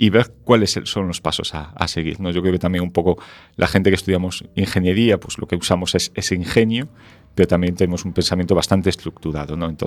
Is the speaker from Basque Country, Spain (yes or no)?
no; Ferrol, Galicia, Spain; also born or lived in A Coruña / Santiago de Compostela